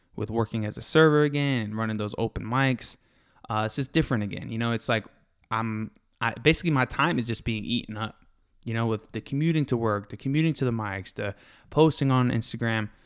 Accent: Florida, United States; also born or lived in Fort Lauderdale, Florida / Valrico, Florida / Brandon, Florida; now in Texas, United States; I grew up in Florida, uh, Fort Lauderdale, and an overpopulated city near Tampa called Valrico in Brandon, Florida.

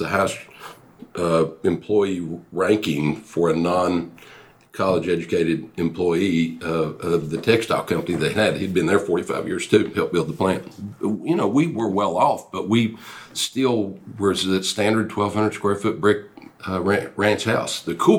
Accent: Mountain City, United States; Mountain City was I grew up on a farm.

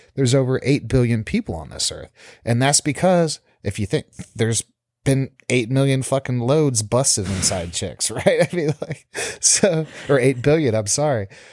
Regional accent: South Texas, United States; moved away as an adult; now in South Florida, United States; growing up in Texas, South Texas especially, so conservative

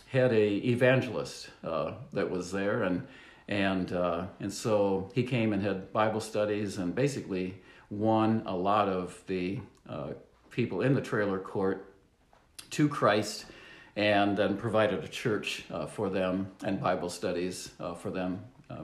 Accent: Le Sueur, Minnesota, United States; now in Sioux Falls, United States; I was born in Le Sueur, Minnesota

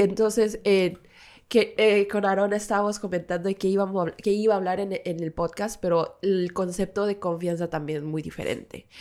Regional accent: South Korea; mi parte tímida coreana

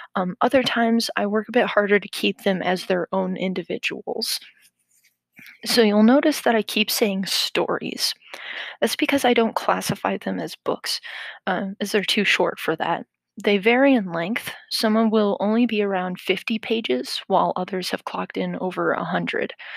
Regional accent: Midwestern United States, United States; I grew up in the Midwestern United States.

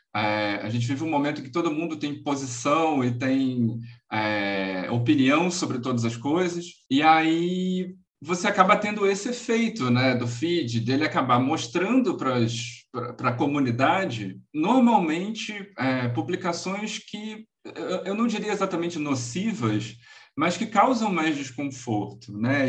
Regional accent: Rio de Janeiro, Brazil; sou carioca

